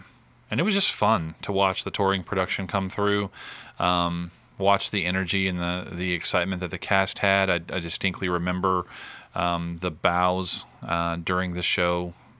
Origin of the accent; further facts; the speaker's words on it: the Metroplex, Texas, United States; I think I grew up in the Metroplex, so K-Love was the quote-unquote oldie station.